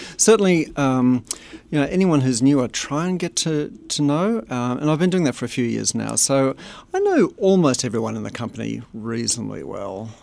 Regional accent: Australia; moved away as an adult; also born or lived in Boulder, Colorado; now in United States; Does my accent give it away? Um, yes, I'm from Australia. But we've been here as of last week, I think, um, twenty-three years

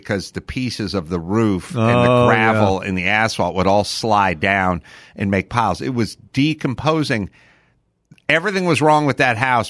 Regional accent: Los Angeles, California, United States; My house I grew up in North Hollywood, that house was 100 years old when I grew up in it.

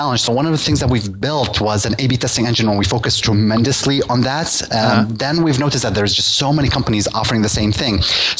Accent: Russia; English is a second language; But, you know, you're talking to me. I'm from Russia. It's a different market.

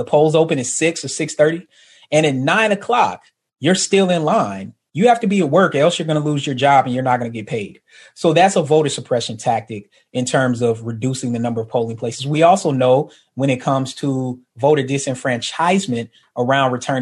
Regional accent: the South, United States; I'm from the South

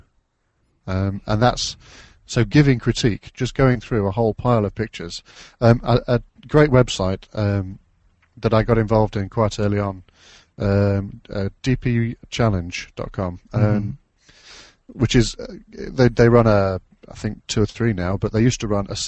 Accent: Derby, East Midlands, United Kingdom; moved away as an adult; now in Cheshire, United Kingdom; I'm from the UK. I grew up in Derbyshire, which is around about smack bang in the middle of the British Isles

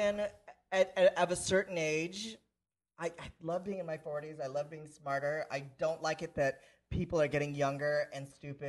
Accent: San Francisco, California, United States; I've always been kind of a transracial person. I grew up in San Francisco.

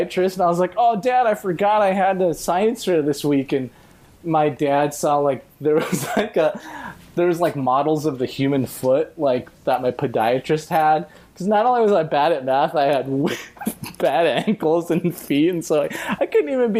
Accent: Inglewood, California, United States; I grew up in Inglewood

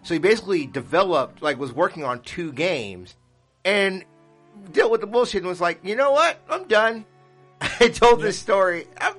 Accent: Utah, United States; Shout out to Nolan Bushnell, the creator of Atari and Chuck E. Cheese from my home state of Utah.

